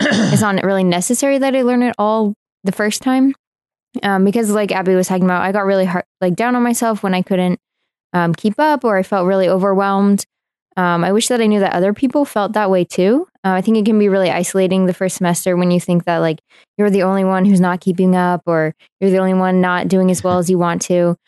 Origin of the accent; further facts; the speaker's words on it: Seattle, Washington, United States; now in Iowa City, United States; I grew up in the Seattle area, Washington State